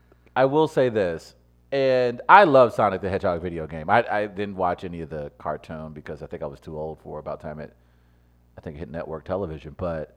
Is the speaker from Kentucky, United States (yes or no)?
no; New York, United States; So, man, when as a New Yorker, we don't stress out about those things, man.